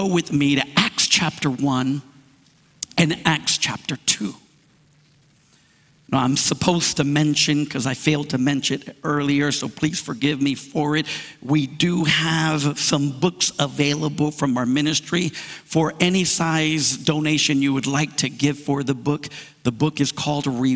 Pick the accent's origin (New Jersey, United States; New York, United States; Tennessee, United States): New York, United States; I was born in New York. My parents are from the island of Puerto Rico